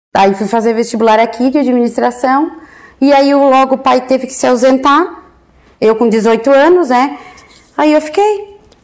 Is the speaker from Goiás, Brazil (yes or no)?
no; Orleans, Santa Catarina, Brazil; also born or lived in Florianópolis / Imbituba; eu entrei aqui na quinta série